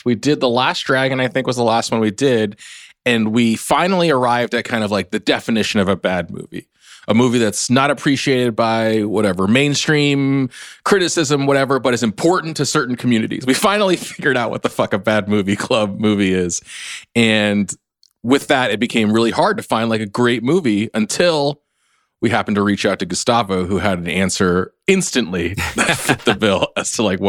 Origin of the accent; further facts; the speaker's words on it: Southern California, United States; I grew up in Southern California